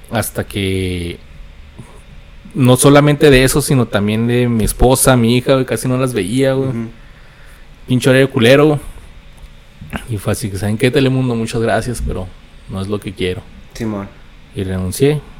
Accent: United States; now in Juárez, Mexico; Porque pues soy allá de, soy gringo. Entonces trabajaba en El Paso y vivía aquí en Juárez.

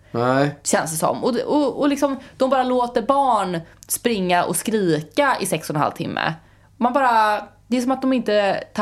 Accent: Sweden

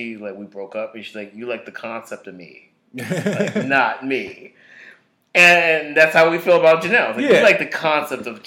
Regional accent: Alabama, United States; I'm from Alabama

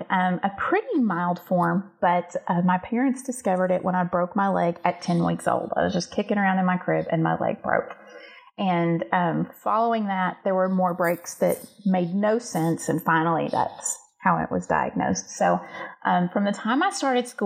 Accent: the South, United States; I grew up in a tiny little southern town

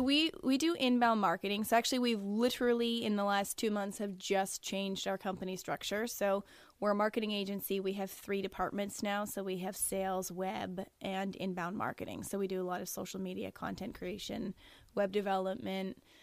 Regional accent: Niagara-on-the-Lake, Ontario, Canada; now in St. Catharines, Canada; born and raised in Niagara on the Lake, moved to St. Catharines when I was 16 and have basically lived there ever since

